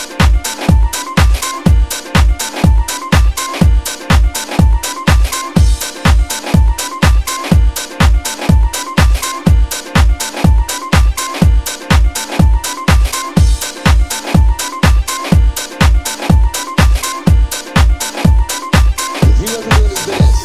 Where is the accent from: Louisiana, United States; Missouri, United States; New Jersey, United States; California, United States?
Missouri, United States; now in South Korea; I'm from Missouri, you know what I'm saying? But right now I'm situated in cold ass Korea right now.